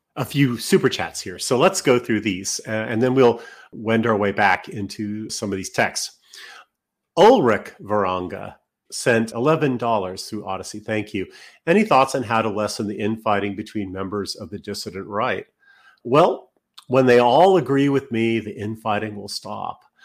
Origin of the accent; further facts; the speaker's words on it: Canada; being Canadian